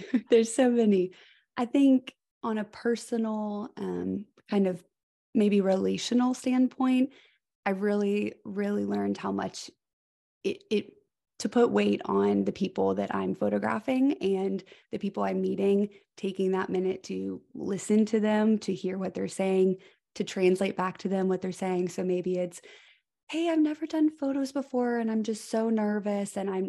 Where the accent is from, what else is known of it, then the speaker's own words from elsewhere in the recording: Georgia, United States; It is so nice for people to say, where are you from? Immediately I can go into, you know, being from Georgia, moved mm-hmm. here.